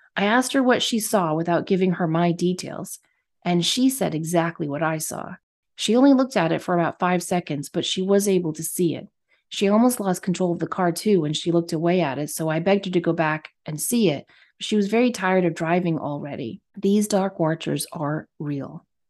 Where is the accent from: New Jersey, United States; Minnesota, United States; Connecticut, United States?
Connecticut, United States; moved away; I grew up in Connecticut